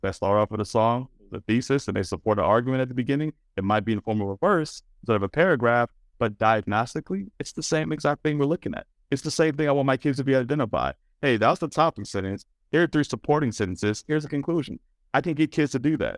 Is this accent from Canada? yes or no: no; Washington, District of Columbia, United States; That's where I grew up in Washington, D C.